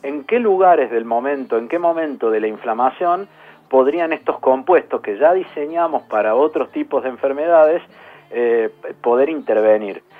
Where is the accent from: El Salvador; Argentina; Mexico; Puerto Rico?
Argentina; Córdoba; accent: tonada cordobesa; moved away as an adult; now in Buenos Aires, Argentina; me van a escuchar un poco la tonada, soy cordobés.